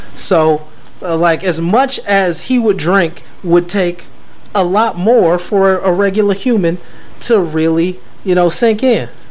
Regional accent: United States; I'm American

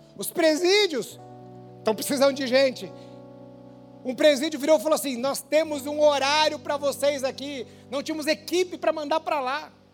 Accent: Maringá, Paraná, Brazil; moved away as an adult; Eu lembro do dia que eu saí de Maringá

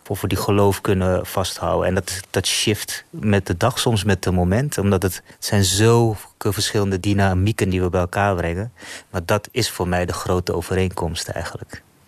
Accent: Netherlands; also born or lived in Suriname; Ik ben hier in Nederland opgegroeid, sinds mijn derde.

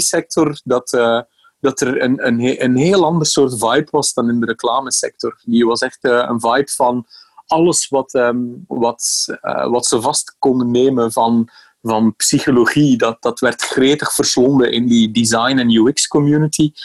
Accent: Bruges, Flanders, Belgium; now in Amsterdam, Netherlands; Mijn, mijn accent verraadt iets anders. Hè. Ik eh, ben opgegroeid in de buurt van Brugge in België.

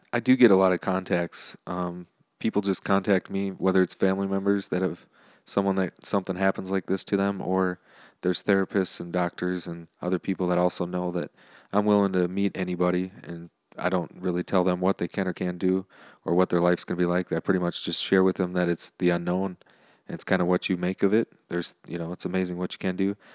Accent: New Richmond, Wisconsin, United States; New Richmond, which is my hometown.

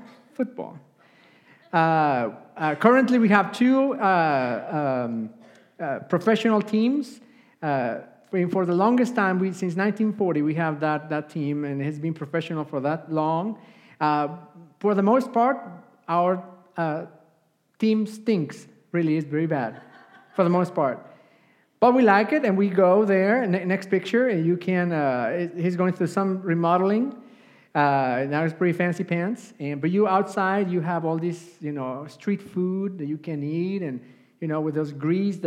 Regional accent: Puebla, Mexico; English is a second language; moved away; I grew up in Mexico, Puebla, Mexico. That's where I come from

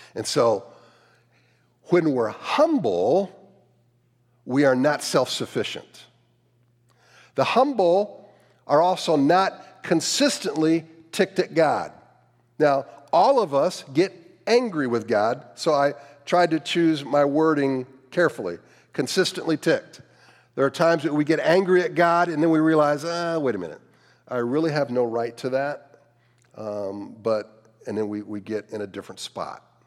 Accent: Cleveland, Ohio, United States; I grew up in the Cleveland area

